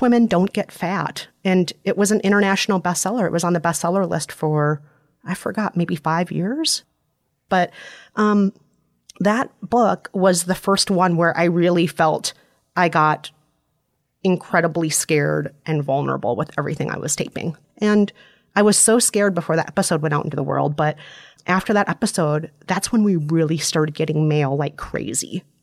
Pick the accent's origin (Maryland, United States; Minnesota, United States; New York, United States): Minnesota, United States; accent: Minnesotan; I'm Minnesotan, which, by the way, is an outstanding accent